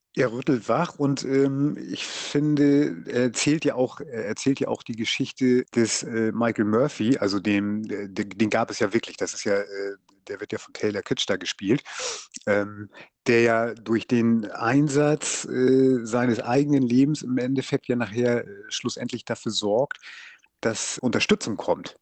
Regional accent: Lübeck, Schleswig-Holstein, Germany; now in Fehmarn, Germany; ich bin gebürtiger äh, Lübecker und ja, wohne hier auf der Ostinsel

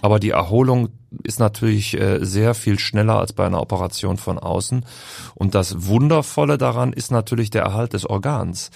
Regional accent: Düsseldorf, North Rhine-Westphalia, Germany; also born or lived in Heidelberg / Berlin; now in Hamburg, Germany; Als Düsseldorfer

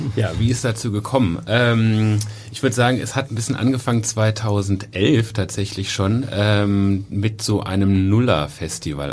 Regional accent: Cologne, North Rhine-Westphalia, Germany; ich bin selber in Köln geboren

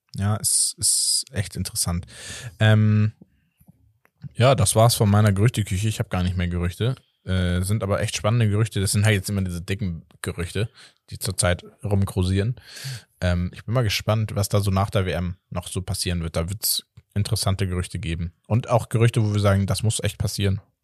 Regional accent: Hamburg, Germany; als Hamburger

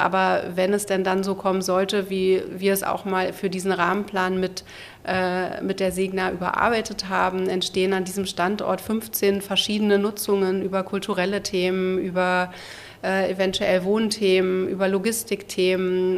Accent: Berlin, Germany; also born or lived in Wilmersdorf, Berlin; ich bin in Wilmersdorf geboren, mhm. äh, bin dann in Zehlendorf zwar aufgewachsen

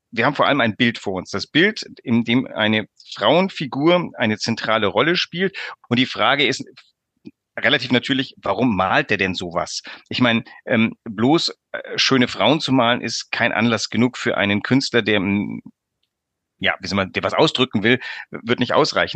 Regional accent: Franconia, Bavaria, Germany; now in Hamburg, Germany; als Franke

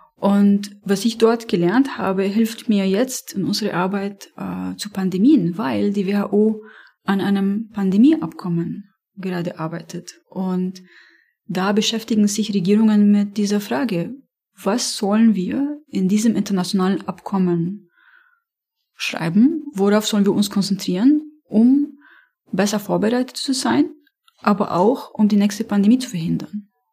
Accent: Beirut, Beirut Governorate, Lebanon; first language Arabic; German is a second language; moved away; ich komme aus Beirut, ich habe äh, äh, dort äh, studiert

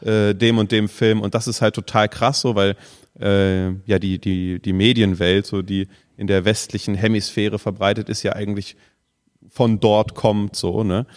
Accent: Germany; wir kommen aus Deutschland

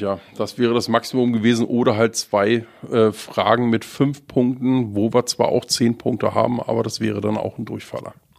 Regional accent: southeast Brandenburg, Germany; now in Schleswig-Holstein, Germany; da, wo ich herkomme, aus dem Südostbrandenburg

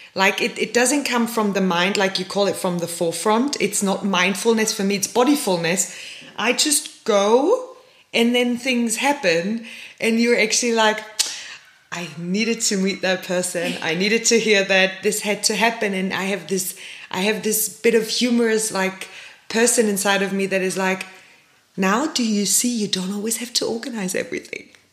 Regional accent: Germany; now in South Africa; I come from Germany

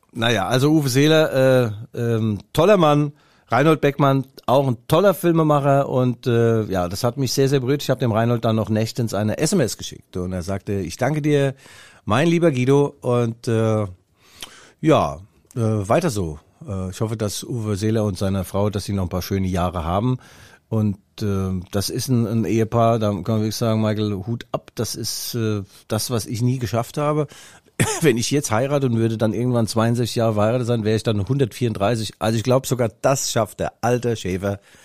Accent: Raunheim, Hesse, Germany; accent: Hessian; now in Leipzig, Germany; bin ja nicht in Mainz geboren, sondern in Rauenheim. Das ist äh, beim Flughafen äh, Frankfurt

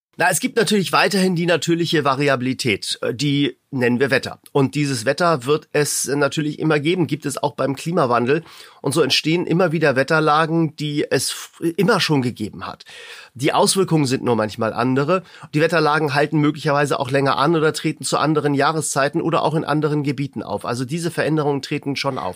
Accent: Hamburg, Germany; Ich komme ja aus Hamburg

